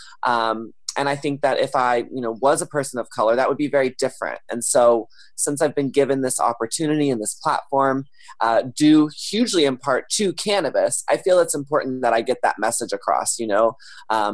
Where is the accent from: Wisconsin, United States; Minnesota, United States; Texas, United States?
Texas, United States; now in Los Angeles, United States; a young boy growing up in Texas